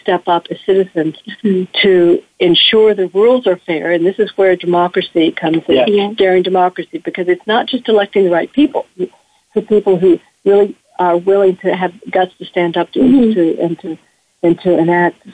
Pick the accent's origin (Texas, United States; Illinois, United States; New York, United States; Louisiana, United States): Texas, United States; I grew up in Texas, if one can grow up in Texas